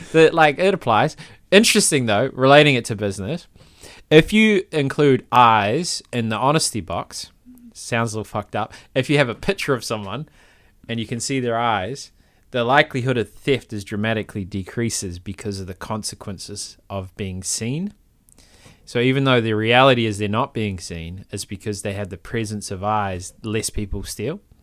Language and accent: English; Palmerston North, Manawatū-Whanganui, New Zealand; I'm from Palmerston North, it's much worse